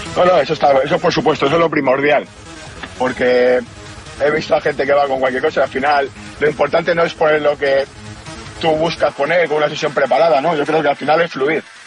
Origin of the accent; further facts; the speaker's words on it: Spain; como español en Suiza